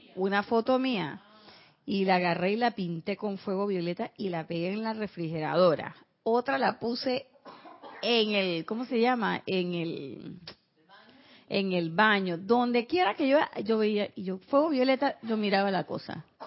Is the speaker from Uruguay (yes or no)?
no; Panama; en mi pueblo